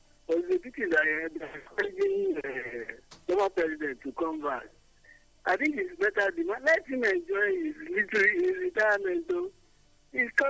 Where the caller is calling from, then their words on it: United States; Calling from America.